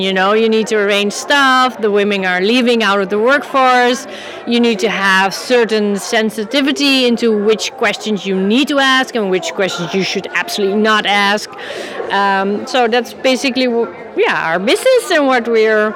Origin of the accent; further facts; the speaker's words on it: Amsterdam, North Holland, Netherlands; I'm from the Netherlands, Amsterdam, and my company is Pro Parents.